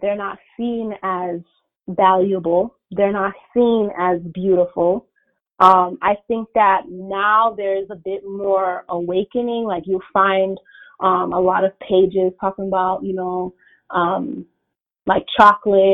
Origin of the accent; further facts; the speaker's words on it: United States; I was born and raised here in America, you know, my parents came from Haiti like in the 80s